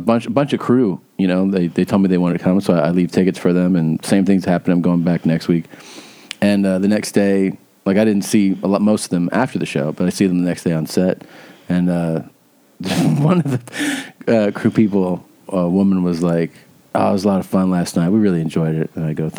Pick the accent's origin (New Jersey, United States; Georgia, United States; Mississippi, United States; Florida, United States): Florida, United States; moved away; also born or lived in Ohio; You know, I spent time growing up in Florida. Floridians would be like, you're a Florida boy. I was born in Ohio.